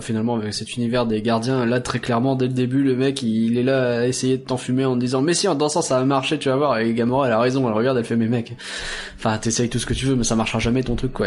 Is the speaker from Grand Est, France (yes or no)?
no; Ch'ti, Hauts-de-France, France; je suis ch'ti moi-même